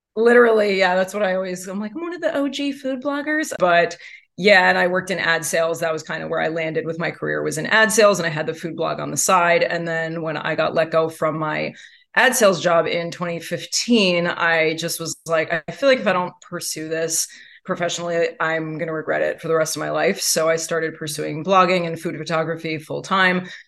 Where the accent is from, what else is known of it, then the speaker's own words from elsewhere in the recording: New York, United States; I am born and raised in New York